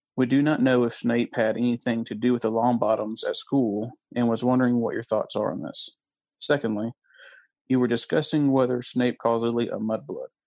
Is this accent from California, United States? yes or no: no; Georgia, United States; I'm from Georgia